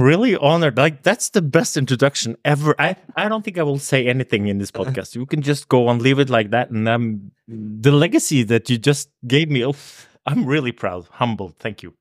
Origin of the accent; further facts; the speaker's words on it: Oslo, Norway; I'm from, I grew up in Oslo. I'm a s, uh, I like to call myself a city boy.